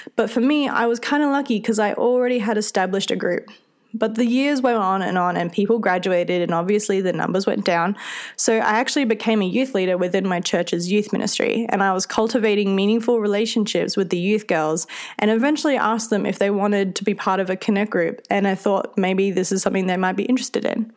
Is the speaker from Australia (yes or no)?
yes; Australia; accent: Australian; If you can't tell from my accent, I'm Australian and I come from a small town in the centre of the country